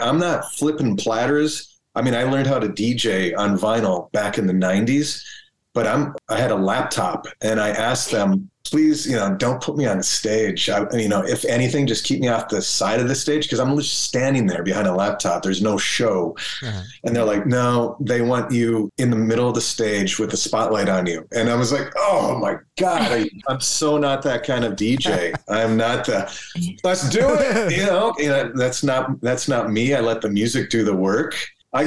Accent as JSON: {"language": "English", "region": "Minnesota", "country": "United States", "tie": "born or raised there"}